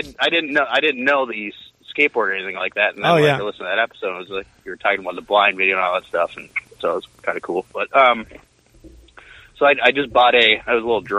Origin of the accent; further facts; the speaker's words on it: Minnesota, United States; as a Minnesotan